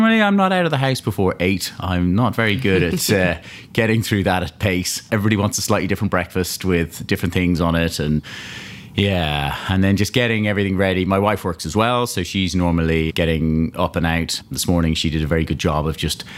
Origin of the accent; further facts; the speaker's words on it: Malahide, Leinster, Ireland; moved away; I grew up in Dublin, a place called Malahide, just north of Dublin there